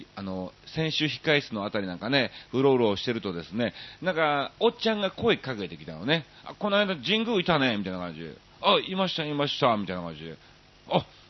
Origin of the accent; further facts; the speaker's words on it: Kansai, Japan; now in Tokyo, Japan; もう東京も長いですから、ね、関西人といえどもなんか、アウェーに感じる雰囲気もありつつ